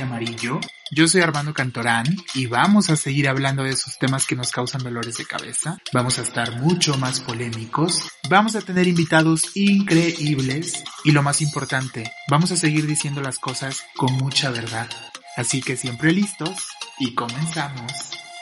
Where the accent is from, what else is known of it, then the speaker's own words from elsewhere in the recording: Puebla, Mexico; somos de Puebla, del estado, de la ciudad